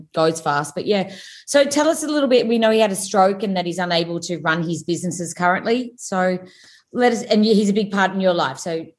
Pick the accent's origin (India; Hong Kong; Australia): Australia; Gold Coast, Queensland; I came from the Gold Coast.